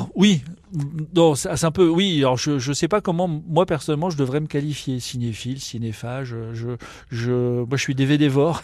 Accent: Vesoul, Bourgogne-Franche-Comté, France; also born or lived in Burgundy; now in Nancy, France; je suis bourguignon et j'ai grandi à Vesoul

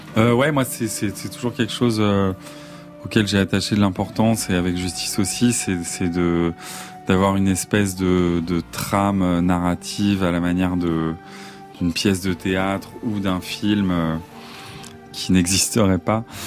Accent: Vincennes, Île-de-France, France; also born or lived in Besançon / Paris; moi, j'ai grandi à Vincennes, mais je suis né à Besançon

